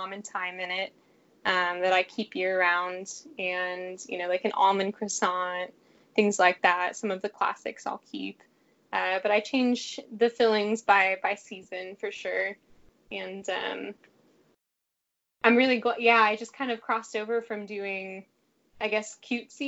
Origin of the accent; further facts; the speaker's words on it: Fort Worth, Texas, United States; I'm from Fort Worth.